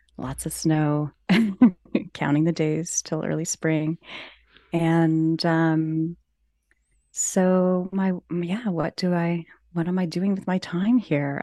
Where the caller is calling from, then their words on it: Ontario, Canada; I am calling in from Ontario, Canada.